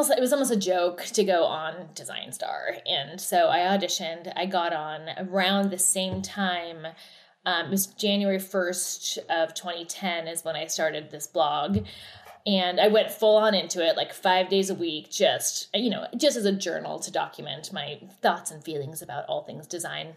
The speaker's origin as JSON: {"language": "English", "region": "Oregon", "country": "United States", "tie": "born or raised there", "also_born_or_lived": "New York / Los Angeles", "moved": "as an adult", "said": "born and raised in Oregon, moved to New York after school"}